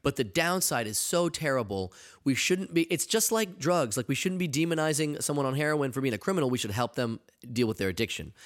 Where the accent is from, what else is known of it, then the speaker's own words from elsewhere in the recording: New England, United States; I'm from New England